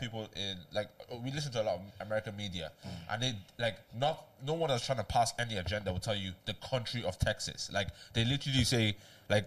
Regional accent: Nigeria; now in Ireland; I'm just terrified of my own country. Like, Nigeria

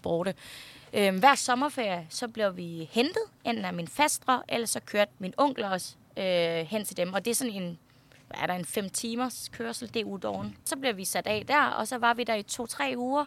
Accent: Denmark; born or raised there; Danish is a second language; also born or lived in Nong Khai, Thailand

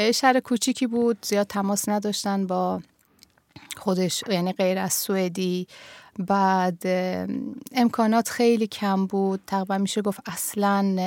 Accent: Tehran, Tehran Province, Iran; first language Persian; moved away as an adult; now in Sweden; تهران به دنیا اومدم سال 1347 توی تهران

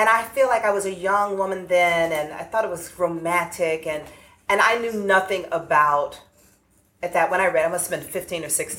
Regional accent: Atlanta, Georgia, United States; I grew up in the urban South. I grew up in Atlanta

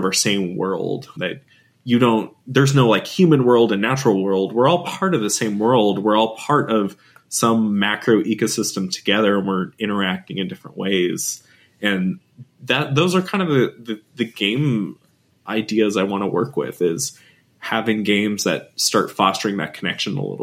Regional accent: California, United States; growing up in California, and I still live and work here now too as well

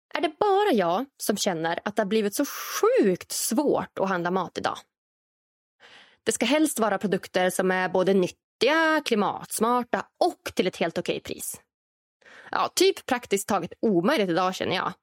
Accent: Norrland, Sweden; framtidslandet Norrland där jag kommer ifrån

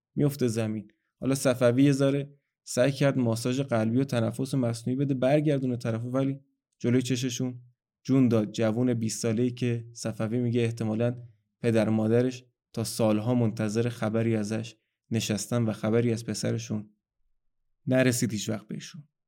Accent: Iran

